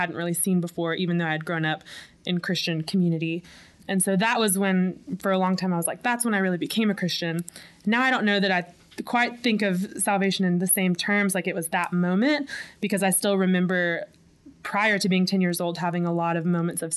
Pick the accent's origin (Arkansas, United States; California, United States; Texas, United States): Arkansas, United States; Little Rock; I was born and raised in Little Rock, Arkansas